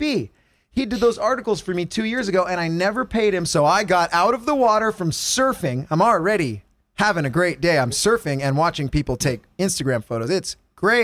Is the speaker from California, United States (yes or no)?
yes; California, United States; as a Californian